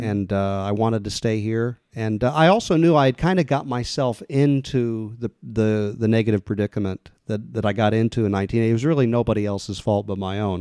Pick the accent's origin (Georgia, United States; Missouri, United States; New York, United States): Missouri, United States; Kansas City; moved away as an adult; now in Los Angeles, United States; I grew up in the Midwest in Kansas City